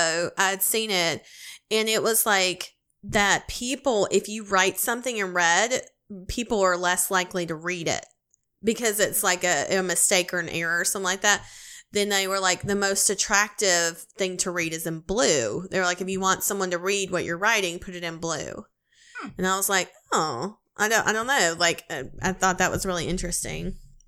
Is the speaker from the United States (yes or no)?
no; Canada; I'm Japanese Canadian, so whenever I do it, or someone else does it, I am extremely uncomfortable.